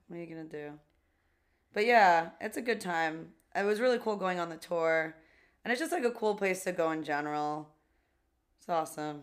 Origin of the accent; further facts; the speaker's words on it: New York City, New York, United States; I grew up in Jackson Heights.